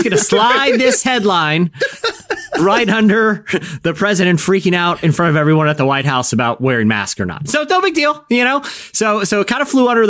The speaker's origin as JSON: {"language": "English", "town": "Virginia Beach", "region": "Virginia", "country": "United States", "tie": "born or raised there", "said": "Virginia Beach, my hometown"}